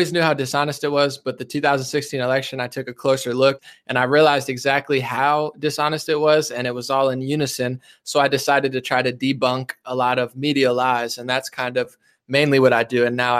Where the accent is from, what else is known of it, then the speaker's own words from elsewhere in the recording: New Jersey, United States; Yeah, I'm from New Jersey, born and raised.